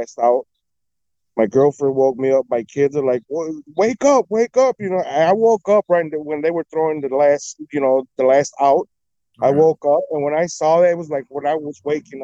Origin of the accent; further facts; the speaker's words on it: Chicago, Illinois, United States; When I was born, we used to live right on the corner of Wilton and Cornelia. So that's like a block up from Wrigley Field.